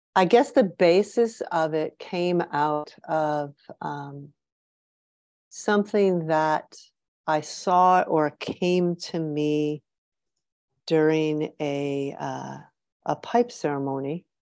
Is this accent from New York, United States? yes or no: yes; New York, United States; moved away as an adult; also born or lived in Michigan; now in Ontario, Canada; I grew up in New York State